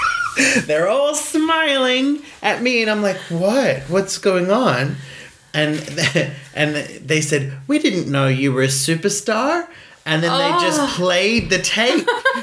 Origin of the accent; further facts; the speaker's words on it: Iceland; No, I grew up in Gardaway. We owned the radio station.